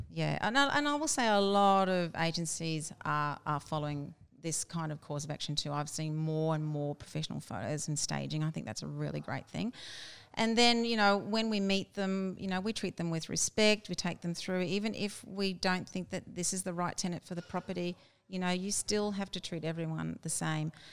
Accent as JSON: {"language": "English", "town": "Brisbane", "region": "Queensland", "country": "Australia", "tie": "born or raised there", "said": "I was born in Brisbane, all my life in Brisbane"}